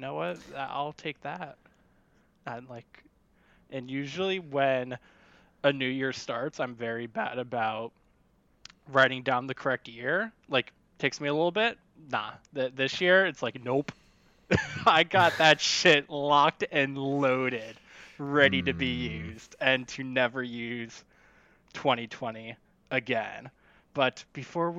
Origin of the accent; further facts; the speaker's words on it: United States; I'm an American